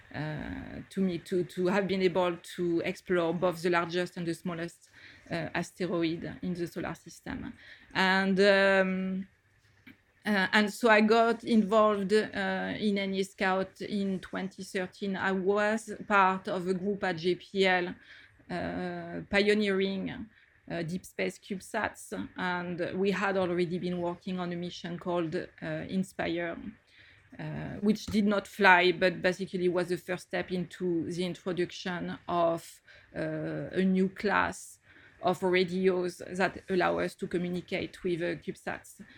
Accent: France; accent: French; moved away as an adult; now in United States; as you can get from my accent, I did all my studies in France

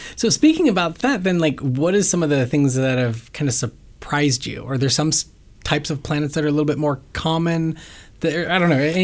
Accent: Ohio, United States; now in Bay Area, United States; I grew up in Ohio

